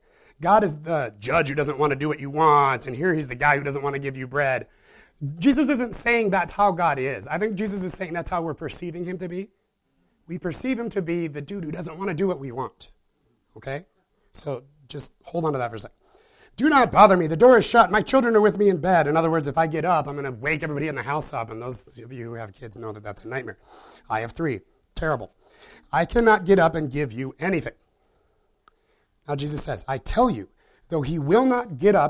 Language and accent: English; Midwest, United States; I was raised in the Midwest